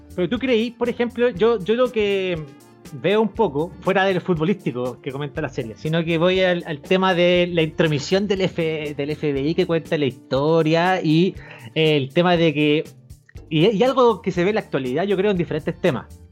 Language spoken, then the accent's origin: Spanish; Chile; uno como chileno